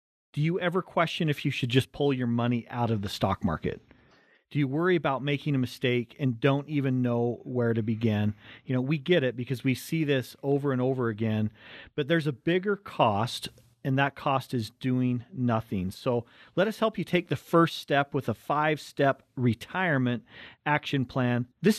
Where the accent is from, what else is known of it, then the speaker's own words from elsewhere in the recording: Cottonwood Heights, Utah, United States; we grew up right in Cottonwood Heights, right between Big and Little Cottonwood Canyon.